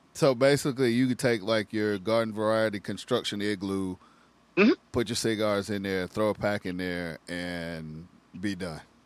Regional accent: South Carolina, United States; we grew up in South Carolina.

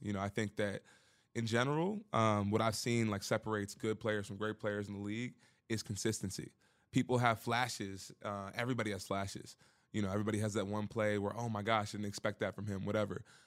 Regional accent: Baltimore, Maryland, United States; moved away; I'm from Baltimore

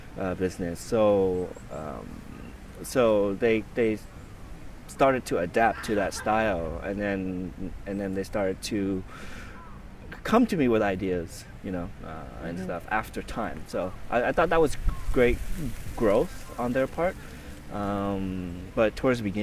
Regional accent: United States; moved away as an adult; also born or lived in Vietnam; now in Tokyo, Japan; when I was growing up in America

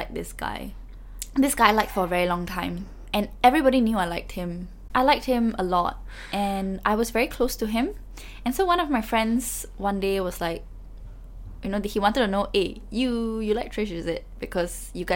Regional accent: Singapore; born or raised there; moved away as an adult; now in London, United Kingdom

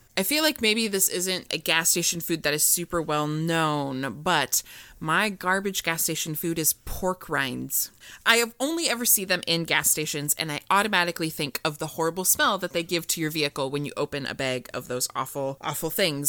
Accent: Iowa, United States; I am from Iowa

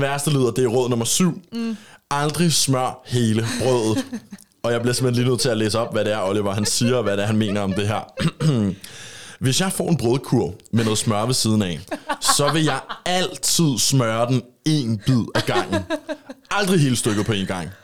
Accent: Copenhagen, Capital Region of Denmark, Denmark; accent: Copenhagen dialect; now in Jutland, Denmark; jeg havde en københavns dialekt, før jeg flyttede herover til Jylland

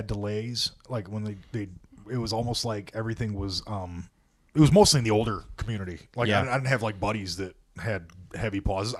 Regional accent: near Hartford, Michigan, United States; Hartford, right around the corner from my hometown.

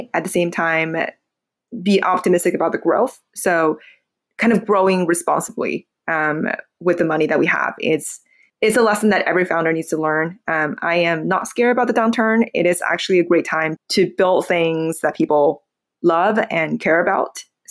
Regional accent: Beijing, China; English is a second language; moved away as an adult; now in United States; I was born in Beijing, Beijing, China.

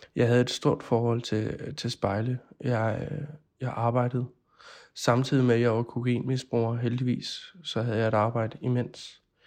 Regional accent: Odense, Southern Denmark, Denmark; moved away; Jeg er oprindelig fra Odense

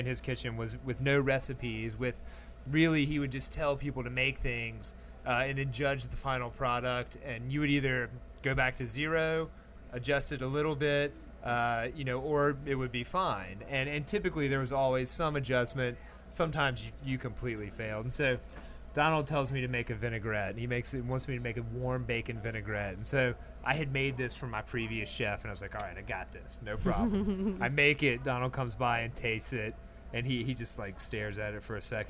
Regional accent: Memphis, Tennessee, United States; moved away as an adult; also born or lived in San Francisco; now in New Orleans, United States; Originally, I'm from Memphis. And so I was born and raised there.

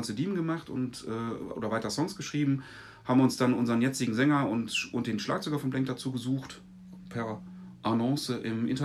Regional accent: Wermelskirchen, North Rhine-Westphalia, Germany; ich bin eigentlich in den 90ern groß geworden im Bahndamm in Wermelskirchen.

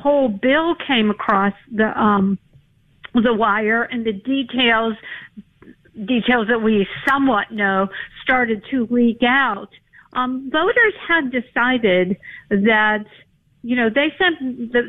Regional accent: Pennsylvania, United States; my home state of Pennsylvania

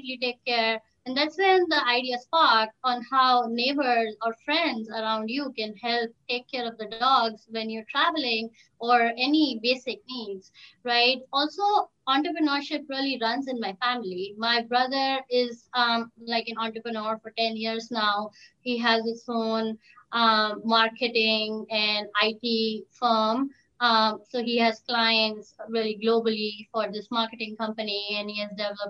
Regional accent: India; moved away as an adult; now in United States; I was born and brought up in India with my mom, dad, my brother, my grandparents, and also my dog, Kali

